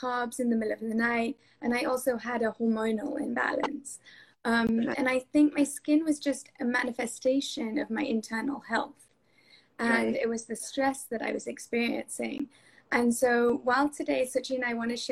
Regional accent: England, United Kingdom; moved away; I grew up in England and during my time at university over there

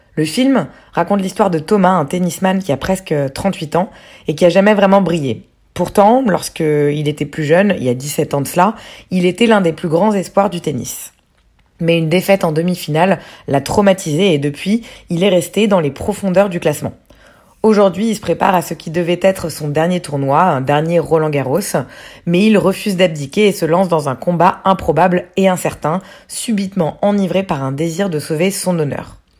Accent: France; Chez nous en France

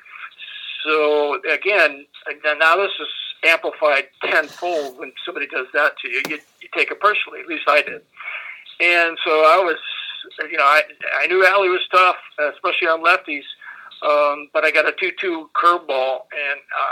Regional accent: Chicago, Illinois, United States; Chicago's my hometown

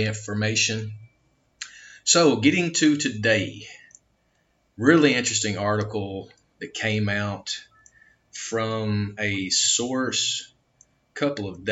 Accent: United States; I'm an American

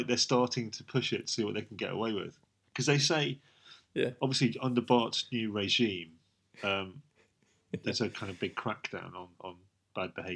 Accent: United Kingdom; we're British

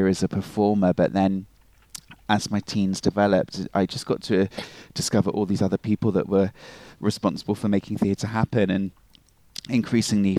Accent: Plymouth, South West England, United Kingdom; moved away as an adult; also born or lived in Dartmoor; now in Inverness, United Kingdom; I was born in Plymouth and brought up in Plymouth, and all my family is still there in the southwest of the United Kingdom.

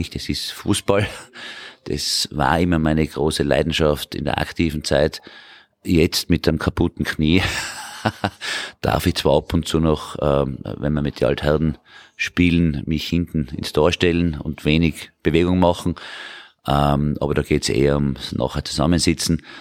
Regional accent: Hall in Tirol, Tyrol, Austria; born there; also born or lived in Vienna / Salzburg / United States; geboren in Tirol, in Halle in Tirol, vor mittlerweile 58 Jahren, muss man schon sagen. Äh, und ich wohne auch mittlerweile wieder in Tirol.

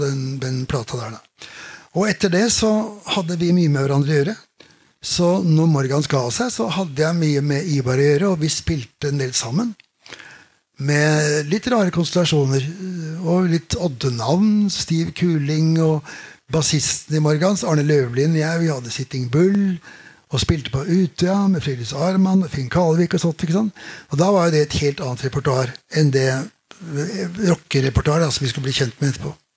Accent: Oslo, Norway; vokste opp på Keiserløkka, der jeg vokste opp

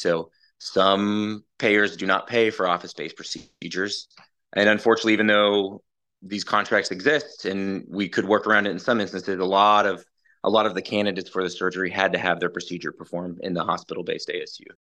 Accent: Ponca City, Oklahoma, United States; also born or lived in Allentown, Pennsylvania; I'm from Ponca City, Oklahoma. Grew up in Oklahoma.

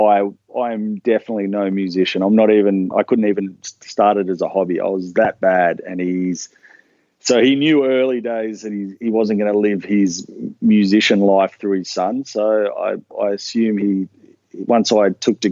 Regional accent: Newcastle, New South Wales, Australia; also born or lived in Melbourne; I was born in Melbourne. So my family was living in Melbourne, but when I was about 3 or 4, my dad got a job in a seafood company in Newcastle, and we all migrated down to Newcastle

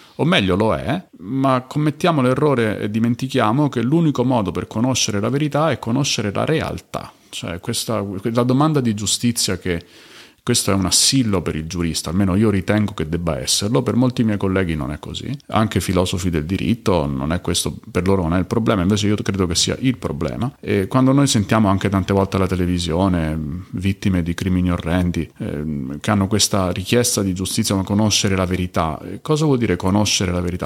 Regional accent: Rome, Lazio, Italy; io sono di Roma

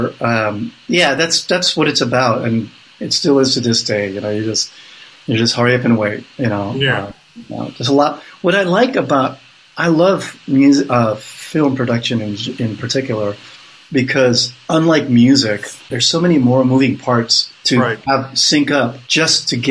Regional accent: Hawaii, United States; also born or lived in Netherlands / California; I grew up in Hawaii

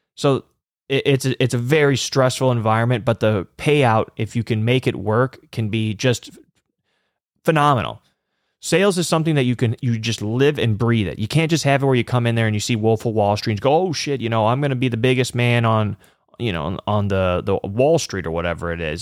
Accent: Chicago, Illinois, United States; I'm from the Chicagoland area

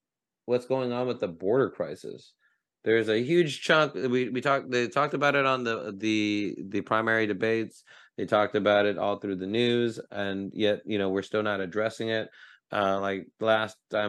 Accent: Oakland, California, United States; Oakland, my hometown that I reside

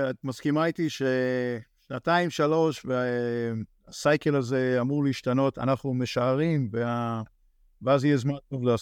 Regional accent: Kfar Saba, Central District, Israel; moved away as an adult; now in Frisco, United States; כפר סבא.

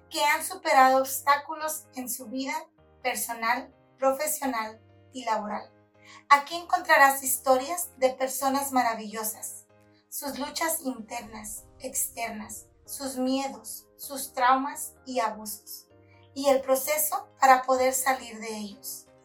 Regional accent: Nayarit, Mexico; now in United States; Yo vengo de Nayarit, llegar a Estados Unidos, llegué en el temporada de noviembre en aquellos años ya había nieve.

